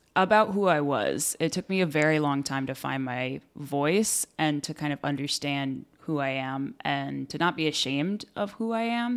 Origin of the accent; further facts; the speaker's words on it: Exeter, New Hampshire, United States; also born or lived in Sacramento, California / Worcester, Massachusetts; now in California, United States; my whole childhood, I was in Exeter